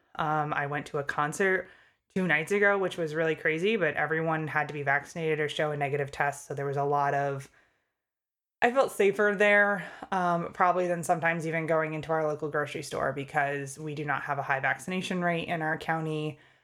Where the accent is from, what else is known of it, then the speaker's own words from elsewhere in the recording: Connecticut, United States; moved away as an adult; now in Pennsylvania, United States; I grew up in Connecticut. and then came to Pennsylvania for college